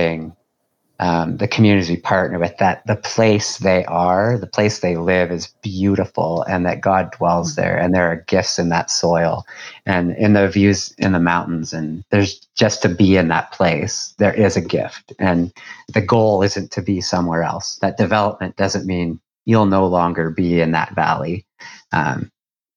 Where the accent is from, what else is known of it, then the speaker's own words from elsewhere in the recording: White Rock, British Columbia, Canada; moved away as an adult; now in Dartmouth, Canada; I grew up in White Rock in the Vancouver area, in the suburb of Vancouver